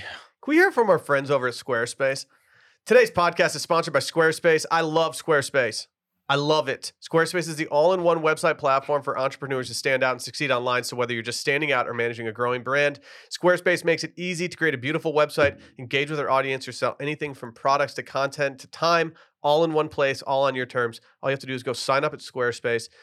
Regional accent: Austin, Texas, United States; I'm from Austin

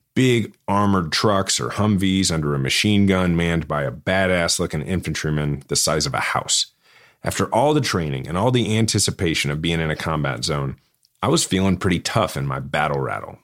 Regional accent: Kansas City, Missouri, United States; my hometown

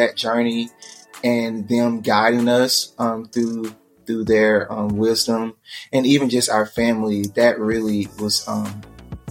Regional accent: Birmingham, Alabama, United States; I'm originally from Birmingham, Alabama

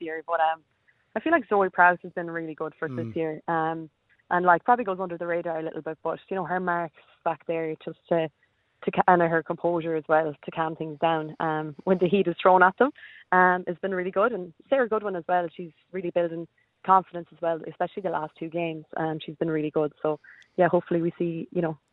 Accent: Bohola, Connacht, Ireland; moved away as an adult; now in Adelaide, Australia; we're from County Mayo, in a tiny little village called Bohola

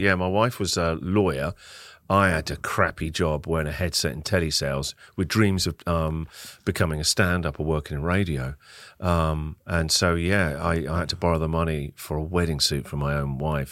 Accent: Winchester, South East England, United Kingdom; moved away as an adult; now in Melbourne, Australia; a very small city called Winchester, about an hour and a half south of London

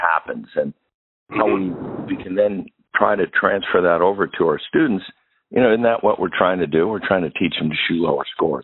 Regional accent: Pittsburgh, Pennsylvania, United States; now in Michigan, United States; I've been in Michigan for a lot of my life, but I grew up right in Pittsburgh.

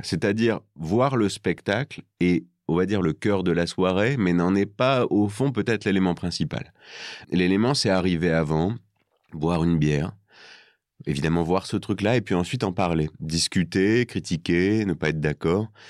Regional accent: northern France, France; moved away as an adult; now in Paris, France; là d'où je viens, dans le nord

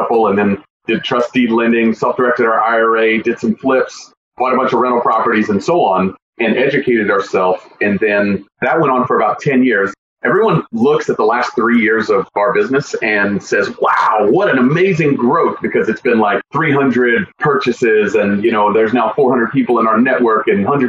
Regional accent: Tennessee, United States; moved away as an adult; I grew up in Tennessee

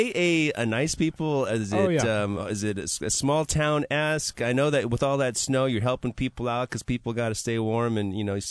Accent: Milwaukee, Wisconsin, United States; I'm from Milwaukee, Wisconsin

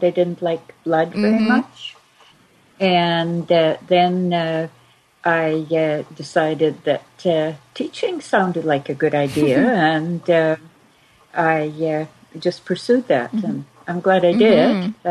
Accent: Insch, Scotland, United Kingdom; moved away as an adult; also born or lived in Aberdeen, Scotland; now in Canada; I was born in Inch, Scotland, I-N-S-C-H. It's a very small village.

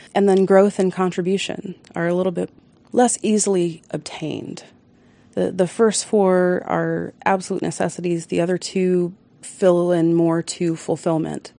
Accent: Baltimore, Maryland, United States; moved away; also born or lived in Colorado; I'm actually from Baltimore

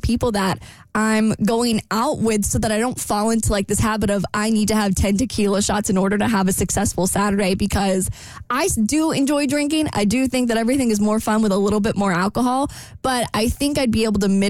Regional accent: Jacksonville, Florida, United States; this really fun part of town in my hometown.

